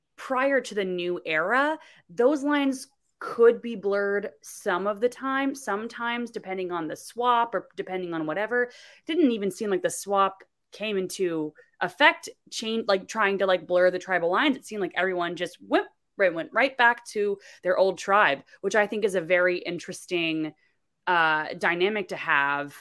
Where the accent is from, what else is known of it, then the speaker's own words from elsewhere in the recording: Florida, United States; I'm from Florida